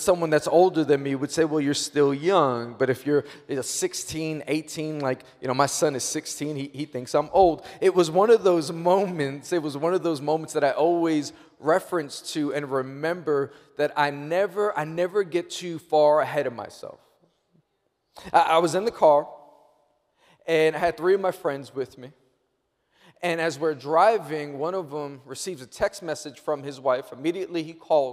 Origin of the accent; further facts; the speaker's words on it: New York, United States; I'm born and raised in New York